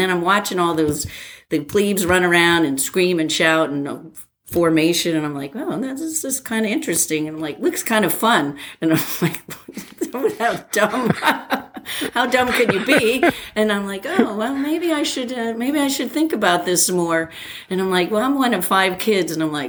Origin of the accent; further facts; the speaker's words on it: New Jersey, United States; So I grew up in New Jersey.